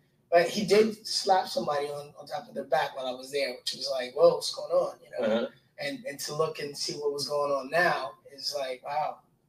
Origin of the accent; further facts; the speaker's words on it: Detroit, Michigan, United States; I was born and raised in Detroit, Michigan.